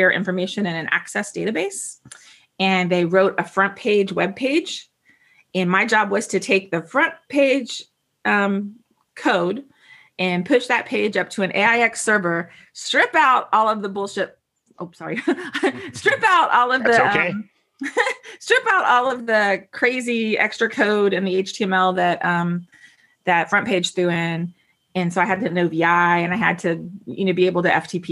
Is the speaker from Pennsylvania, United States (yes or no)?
no; Fort Walton Beach, Florida, United States; I'm from Walton Beach